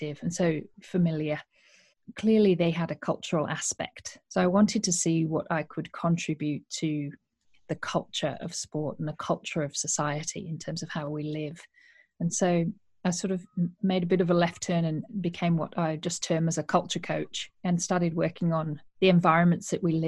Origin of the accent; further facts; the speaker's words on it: Yorkshire and the Humber, United Kingdom; moved away as an adult; also born or lived in Australia; I am originally a Yorkshire woman. I grew up in Yorkshire and went to university here